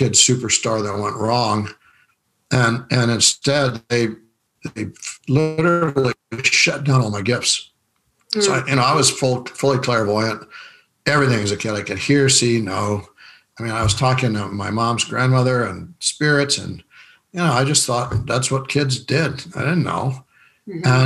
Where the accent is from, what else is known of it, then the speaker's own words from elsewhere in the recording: Rapid City, South Dakota, United States; I was raised in Rapid City, South Dakota